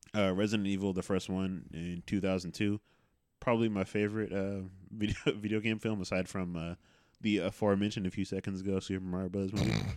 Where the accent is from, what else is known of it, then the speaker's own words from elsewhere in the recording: West Coast, United States; I'm from the West Coast